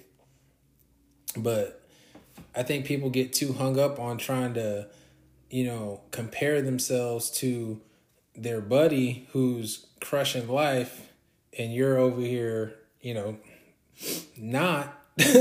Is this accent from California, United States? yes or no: yes; Orange County, California, United States; I'm from California, Orange County, California to be exact